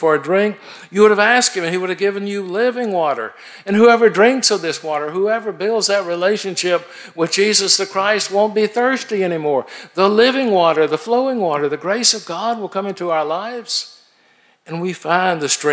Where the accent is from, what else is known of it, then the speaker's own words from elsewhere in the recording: Atlanta, Georgia, United States; I grew up in Atlanta, on the south side of Atlanta